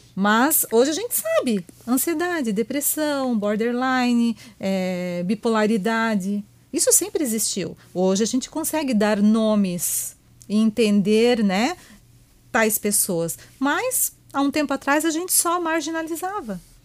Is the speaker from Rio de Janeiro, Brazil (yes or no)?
no; Joinville, Santa Catarina, Brazil; Eu sou aqui da terrinha mesmo, né? Sou joinvilense, né? É? Meus pais são daqui. Então a gente foi criada aqui nessa região